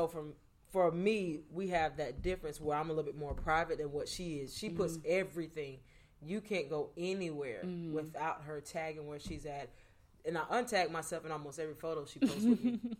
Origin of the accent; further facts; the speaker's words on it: Florida, United States; now in Atlanta, United States; I'm from Florida.